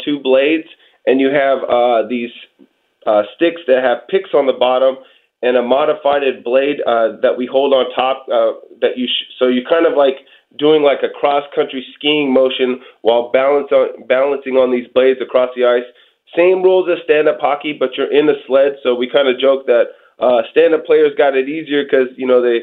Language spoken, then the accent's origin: English; Portland, Oregon, United States; I'm originally from Portland, Oregon.